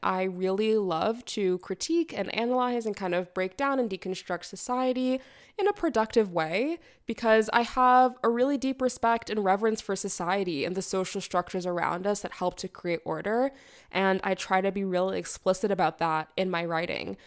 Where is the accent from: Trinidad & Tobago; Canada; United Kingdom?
Canada; I'm a Canadian sociolegal theorist and artist and writer